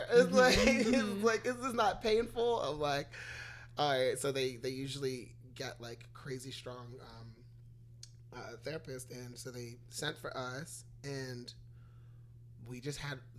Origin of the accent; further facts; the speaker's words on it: Guyana; also born or lived in Baltimore; now in United States; I'm American born here, but I was raised in Guyana. So I grew up in quote unquote third world like conditions.